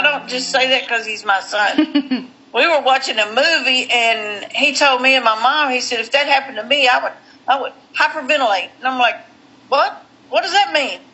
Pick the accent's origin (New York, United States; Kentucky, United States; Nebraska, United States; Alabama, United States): Kentucky, United States; Western; also born or lived in New Orleans, Louisiana; we moved from New Orleans back to Western Kentucky when my son was 3